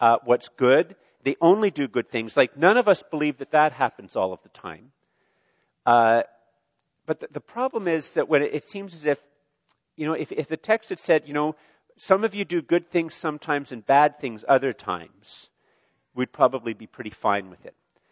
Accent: Canada; I'm a Canadian male

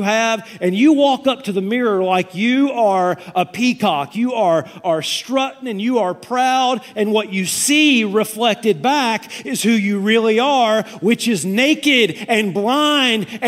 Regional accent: Tennessee, United States; I'm from Tennessee

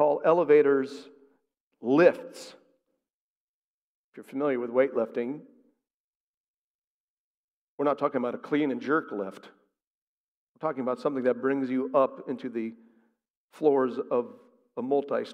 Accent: outside of Hartford, Connecticut, United States; I grew up in Connecticut. I grew up outside of Hartford

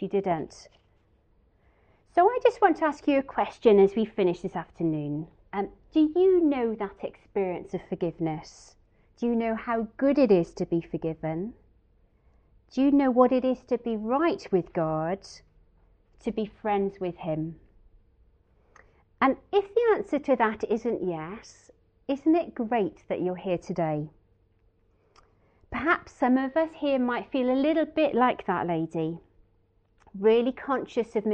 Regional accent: Wales, United Kingdom; being Welsh

